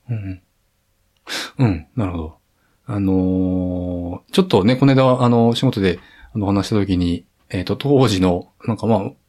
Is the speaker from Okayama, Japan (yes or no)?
no; Koriyama, Fukushima, Japan; moved away as an adult; also born or lived in Shirakawa / Iwaki / Tokyo; 育ちは郡山です。